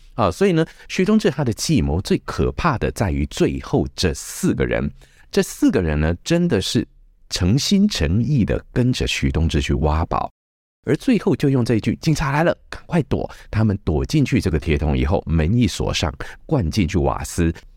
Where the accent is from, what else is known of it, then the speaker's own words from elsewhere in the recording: Chiayi, Taiwan; 我是嘉义来的哈， 嘉义是亚热带